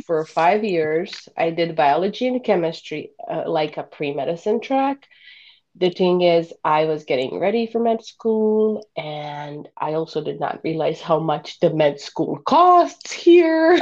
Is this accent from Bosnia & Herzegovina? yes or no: yes; Bosnia & Herzegovina; English is a second language; moved away as an adult; now in Chicago, United States; I currently live just outside of Chicago with my family, and I am originally from Bosnia. I moved to US at the age of 19 to go to college